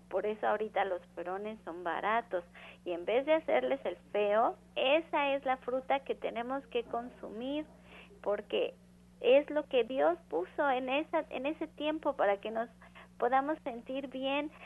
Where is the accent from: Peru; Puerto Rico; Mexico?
Mexico; todos somos mexicanos